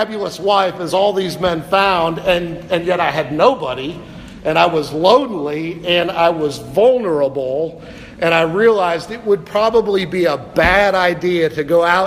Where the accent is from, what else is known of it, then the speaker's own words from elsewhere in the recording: Cleveland, Ohio, United States; I was from Cleveland, Ohio